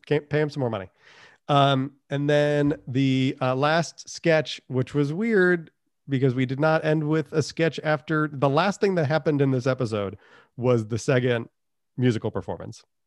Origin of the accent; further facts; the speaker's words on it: New England, United States; I'm from New England.